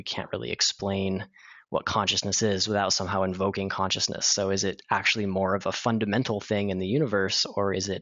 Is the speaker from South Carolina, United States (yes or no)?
no; Colorado Springs, Colorado, United States; I grew up in Colorado Springs